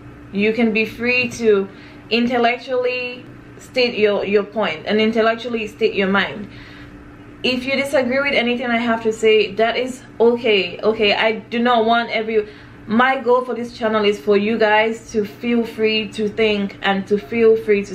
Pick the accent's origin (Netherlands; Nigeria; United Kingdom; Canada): Nigeria; now in United States; I'm Nigerian